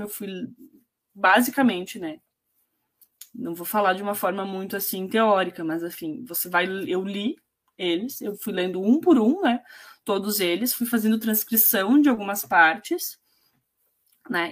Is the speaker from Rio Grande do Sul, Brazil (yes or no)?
yes; Itatiba do Sul, Rio Grande do Sul, Brazil; now in Erechim, Brazil; Eu também não vim de Erechim, eu vim de uma cidade muito menor, né? Meus pais, eu criada em Itatiba do Sul, que é muito pequeno